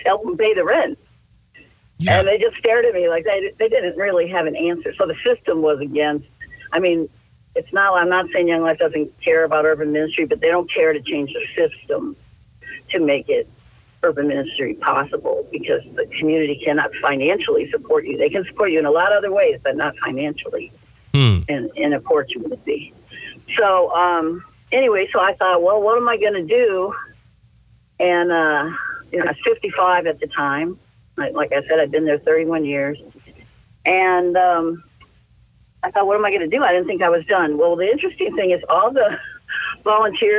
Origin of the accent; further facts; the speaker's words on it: South Holland, Illinois, United States; moved away as an adult; now in Los Angeles, United States; I grew up in South Holland, Illinois